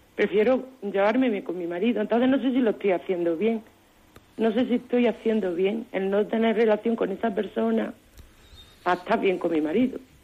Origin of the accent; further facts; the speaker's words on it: Pitres, Andalusia, Spain; le llamo del mismo Granada, le llamo de un pueblo de la Alpujarra